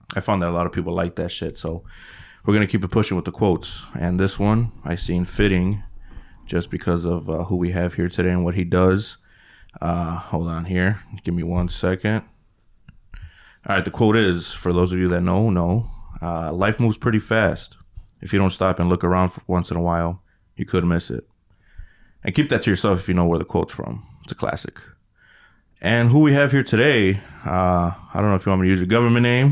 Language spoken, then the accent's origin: English; Chicago, Illinois, United States; I'm from Chicago